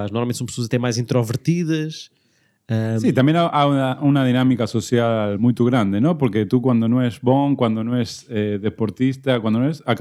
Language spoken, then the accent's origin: Portuguese; Buenos Aires, Argentina; Portuguese is a second language; moved away; Mais concretamente de... Buenos Aires.